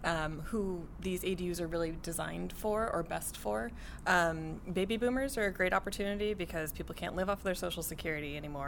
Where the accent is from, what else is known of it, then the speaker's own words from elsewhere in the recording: Santa Barbara, California, United States; also born or lived in San Francisco; Born and raised in Santa Barbara, California.